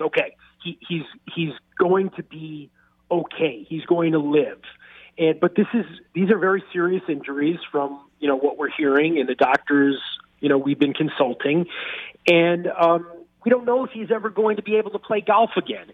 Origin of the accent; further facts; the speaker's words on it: New York, United States; I'm from New York. It's more of a food town